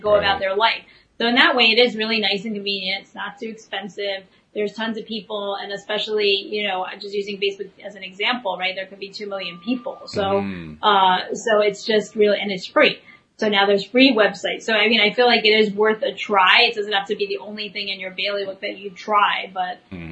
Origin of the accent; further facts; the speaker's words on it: New York, United States; also born or lived in Media, Pennsylvania; I'm a New Yorker.